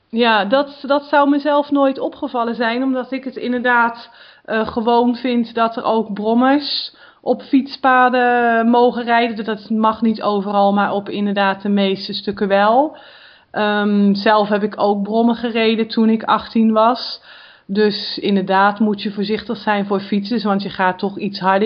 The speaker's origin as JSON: {"language": "Dutch", "country": "Netherlands", "tie": "born or raised there", "moved": "yes", "lives_now": "France", "said": "ik zelf ben natuurlijk geboren en getogen in Nederland"}